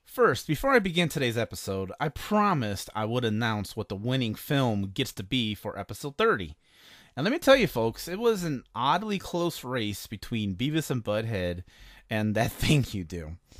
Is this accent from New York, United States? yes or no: no; Chicago, Illinois, United States; I'm from Chicago